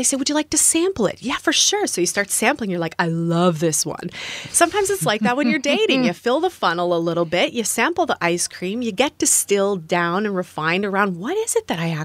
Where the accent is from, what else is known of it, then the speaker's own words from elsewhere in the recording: Canada; moved away as an adult; also born or lived in United States; I'm from Canada, temporarily living in the US.